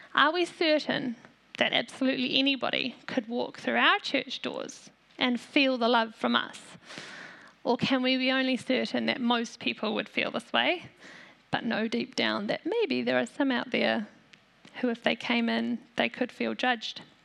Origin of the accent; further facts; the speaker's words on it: New Zealand; also born or lived in South Africa; My family is from South Africa, but Aotearoa is my home. I'm a Kiwi.